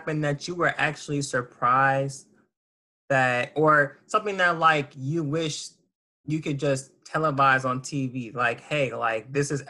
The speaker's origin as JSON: {"language": "English", "town": "Las Vegas", "region": "Nevada", "country": "United States", "also_born_or_lived": "Washington, D.C. area", "moved": "yes", "said": "I am from here. I'm from Vegas."}